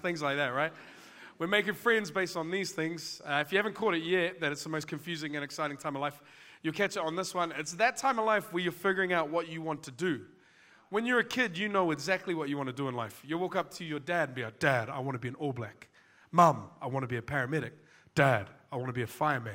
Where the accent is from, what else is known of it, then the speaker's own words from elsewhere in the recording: Auckland, New Zealand; I'm from West Auckland